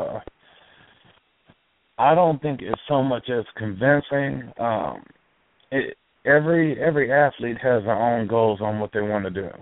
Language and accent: English; Detroit, Michigan, United States; moved away; I'm actually from the Midwest, from Detroit.